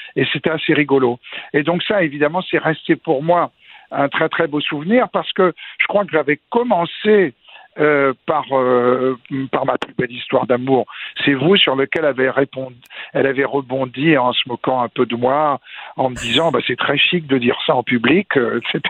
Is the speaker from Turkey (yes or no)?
no; France; quand on est français